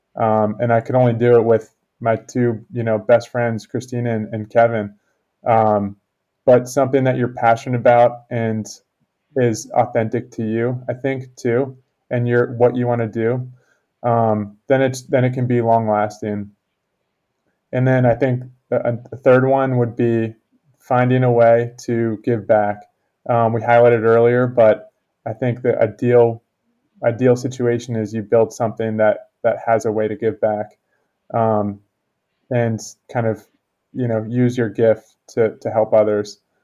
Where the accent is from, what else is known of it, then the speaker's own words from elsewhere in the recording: Connecticut, United States; I grew up in Connecticut